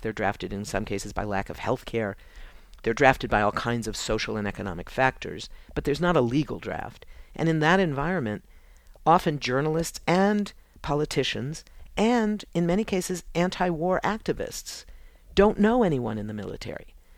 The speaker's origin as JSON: {"language": "English", "country": "United States", "said": "as an American, as a woman"}